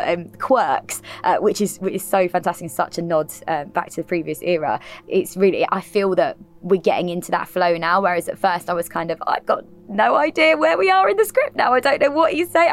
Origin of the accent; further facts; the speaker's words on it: London, United Kingdom; I'm actually born and raised in Camden, in London